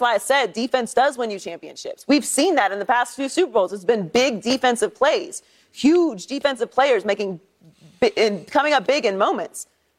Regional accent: Pittsburgh, Pennsylvania, United States; Born and raised in Pittsburgh, Pennsylvania.

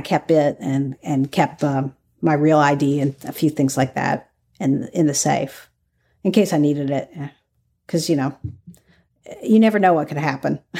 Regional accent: Kentucky, United States; moved away; also born or lived in California; I grew up in Kentucky, so where I grew up, we didn't really have the whole activism community.

